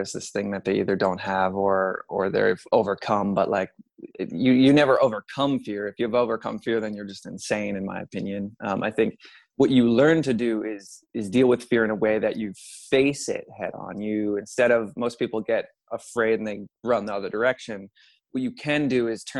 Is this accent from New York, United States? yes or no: yes; Long Island, New York, United States; So I'm originally from Long Island, New York. I grew up in a family of five